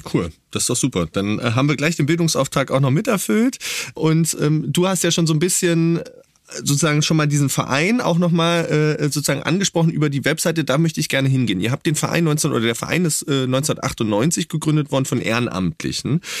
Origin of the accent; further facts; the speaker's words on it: East Germany, Germany; ich bin ja in Ostdeutschland aufgewachsen